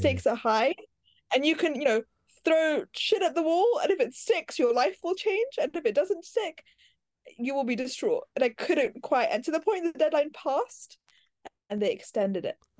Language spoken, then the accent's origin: English; London, United Kingdom; accent: Americanisms; I grew up in West London